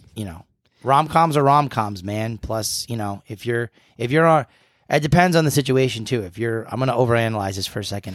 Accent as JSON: {"language": "English", "region": "New England", "country": "United States", "tie": "born or raised there", "said": "New Englander, born and bred."}